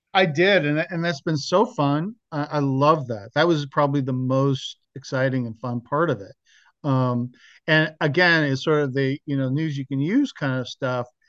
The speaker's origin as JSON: {"language": "English", "town": "Mill Valley", "region": "California", "country": "United States", "tie": "born or raised there", "moved": "yes", "said": "my hometown, Mill Valley, California"}